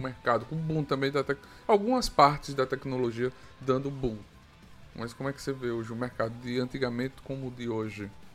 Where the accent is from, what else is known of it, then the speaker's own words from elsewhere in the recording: Arapiraca, Alagoas, Brazil; eu sou também do Nordeste, Arapiraca